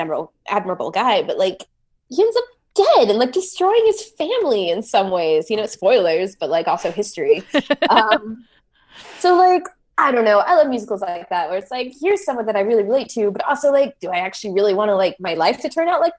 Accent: United States; at least I'm American.

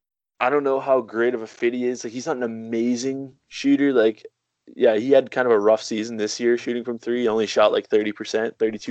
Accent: Canada; I'm Canadian

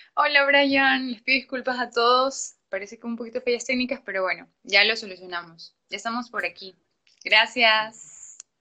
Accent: Ecuador; como autores ecuatorianos

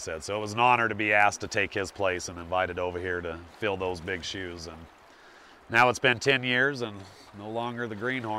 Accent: Idaho, United States; also born or lived in Riggins, Idaho; growing up in Idaho

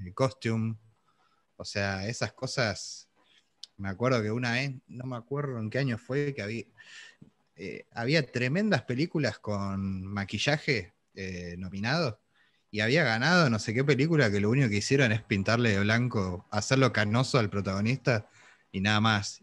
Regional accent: Argentina; nosotros somos argentinos

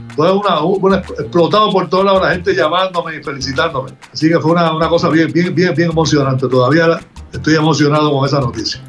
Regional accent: Humacao, Puerto Rico; de mi pueblo Humacao

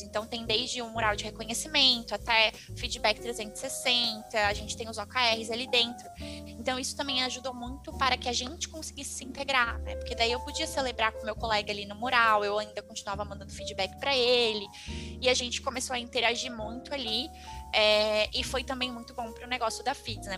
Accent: Florianópolis, Santa Catarina, Brazil; sou de Floripa, né, então fiz aqui em Florianópolis

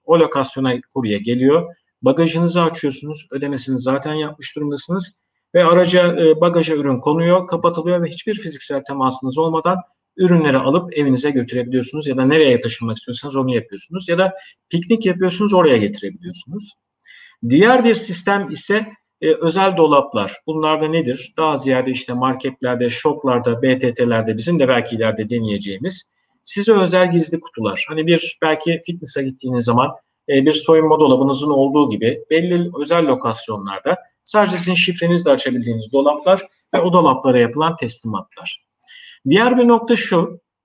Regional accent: Eskişehir, Turkey; moved away as an adult; also born or lived in Istanbul; 22 Nisan e, 1970 Eskişehir doğumluyum.

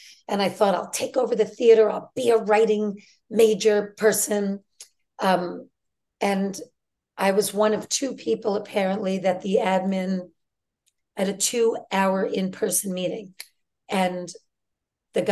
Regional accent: New York City, New York, United States; in the 70s, in Brooklyn and Queens

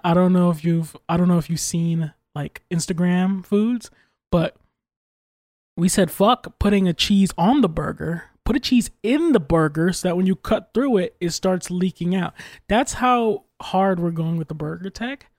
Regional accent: United States; I'm American

